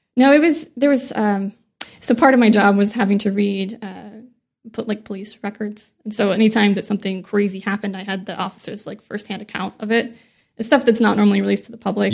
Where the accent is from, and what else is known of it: near Joplin, Missouri, United States; born or raised there; now in San Diego, United States